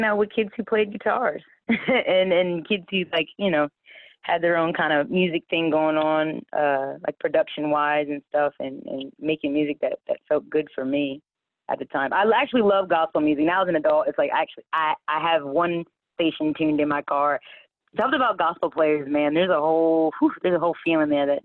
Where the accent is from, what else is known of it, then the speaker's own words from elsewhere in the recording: Smyrna, Delaware, United States; I'm from Smyrna, Delaware originally.